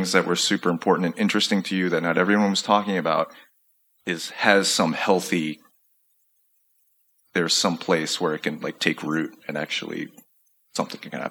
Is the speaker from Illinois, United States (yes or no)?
yes; Chicago, Illinois, United States; like i growing up in Chicago